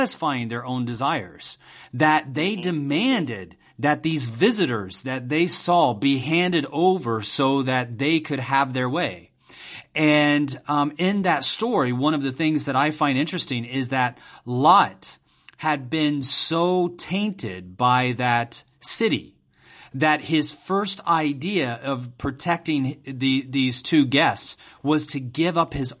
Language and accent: English; United States; moved away as an adult; now in China; I am from the U.S.